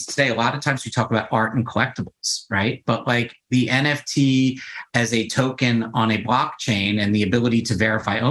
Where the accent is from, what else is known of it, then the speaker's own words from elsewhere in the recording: New York City, New York, United States; I grew up my entire life in New York. Like I grew up on the Upper East Side